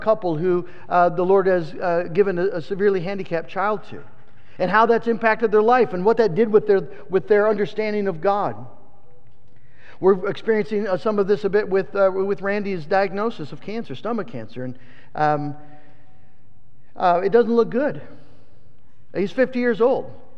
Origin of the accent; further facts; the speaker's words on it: West Michigan, United States; I was from West Michigan